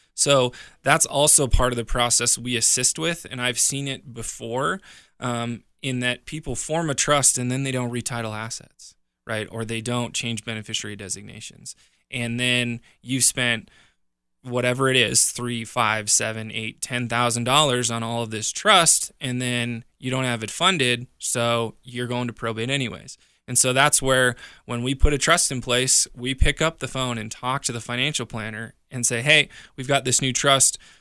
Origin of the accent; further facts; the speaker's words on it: Montana, United States; now in Colorado, United States; I grew up in Montana, my family owns a farm back there.